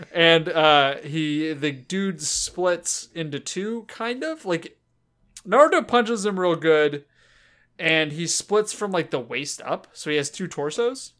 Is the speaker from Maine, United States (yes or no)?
no; Los Angeles, California, United States; accent: Southern California; we're from the South Bay of Los Angeles, um, and that's where we grew up